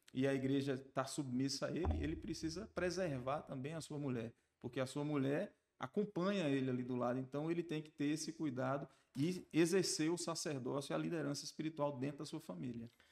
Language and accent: Portuguese; Barreiras, Bahia, Brazil; also born or lived in Riachão das Neves, Bahia; Nasci em Riachão, mas vim para Barreiras com 9 anos de idade. E aqui estou, ao longo do tempo, desenvolvendo uma trajetória profissional, formei minha família aqui, me estruturei, até me considero barreirense